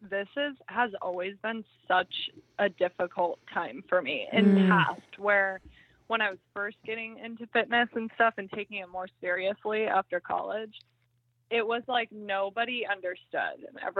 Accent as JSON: {"language": "English", "town": "Phoenix", "region": "Arizona", "country": "United States", "said": "I'm from Phoenix."}